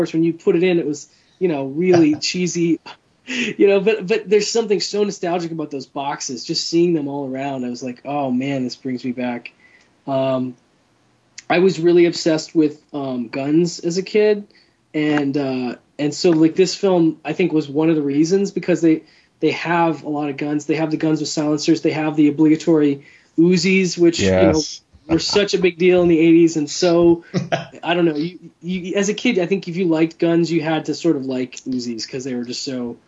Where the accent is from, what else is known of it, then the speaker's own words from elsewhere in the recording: Wisconsin, United States; was a Wisconsin company, so that was a big deal, I think, for us. {S5} Oh, nice. {S3} In my home state.